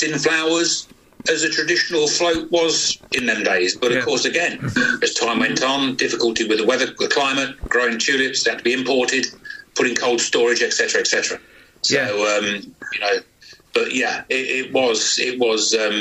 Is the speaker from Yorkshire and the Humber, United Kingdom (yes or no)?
no; Spalding, East Midlands, United Kingdom; moved away as an adult; also born or lived in Leicestershire; I was born in 1959, Jess. And I grew up on the Windsor Estate in Spalding.